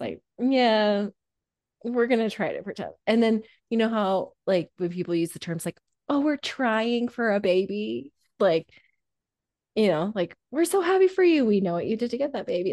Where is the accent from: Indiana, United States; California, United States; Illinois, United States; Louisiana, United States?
Indiana, United States; Growing up in Indiana